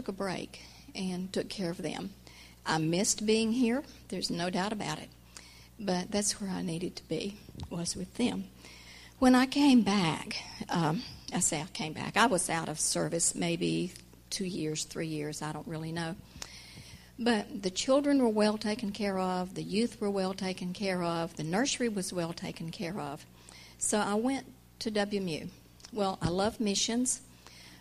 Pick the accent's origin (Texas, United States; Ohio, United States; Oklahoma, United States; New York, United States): Oklahoma, United States; now in Rock Hill, United States; I did not grow up in Rock Hill. I grew up in Oklahoma.